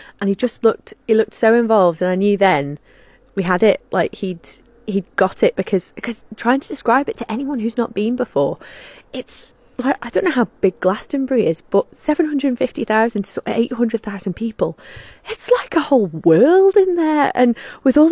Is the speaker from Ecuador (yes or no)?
no; Isle of Man; here's England and here's Ireland and we're right in the middle.